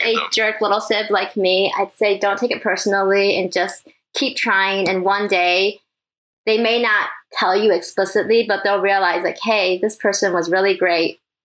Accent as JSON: {"language": "English", "region": "Michigan", "country": "United States", "tie": "born or raised there", "also_born_or_lived": "Taiwan", "said": "I was born in Taiwan, but I moved here when I was three, so yes, it has felt like Michigan my whole life."}